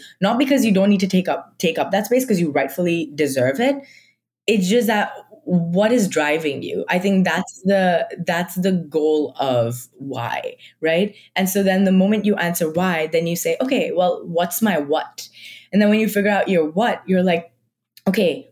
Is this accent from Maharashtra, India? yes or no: yes; Mumbai, Maharashtra, India; moved away; I am from like Mumbai. Like I am Marathi.